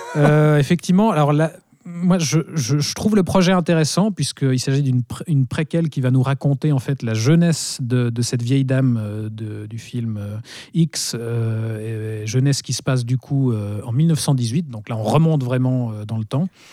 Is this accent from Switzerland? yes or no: yes; Switzerland; chez nous en Suisse